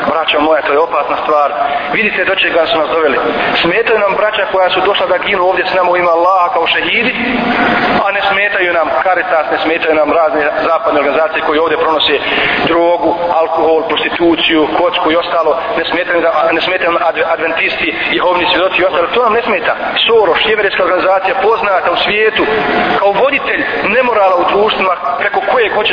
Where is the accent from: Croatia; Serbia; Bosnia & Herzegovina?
Bosnia & Herzegovina; ovdje kod nas u Bosni i Hercegovini.